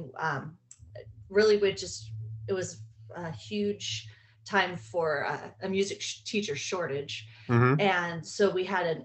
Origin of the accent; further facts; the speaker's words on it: Whittier, California, United States; I grew up in Southern California in Whittier.